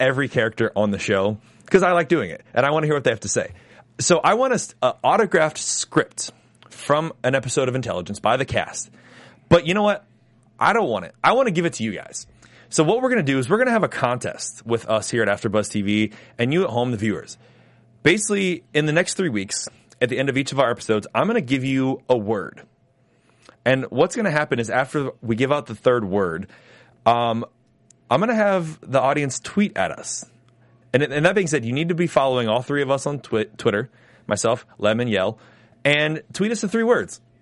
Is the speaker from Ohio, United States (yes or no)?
yes; Ohio, United States; from Dayton, Ohio, my hometown, Ohio